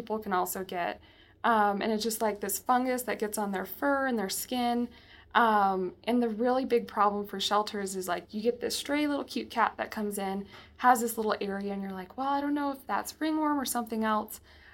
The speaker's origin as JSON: {"language": "English", "region": "California", "country": "United States", "tie": "born or raised there", "moved": "yes", "lives_now": "Colorado, United States", "said": "I'm originally from California, born and raised."}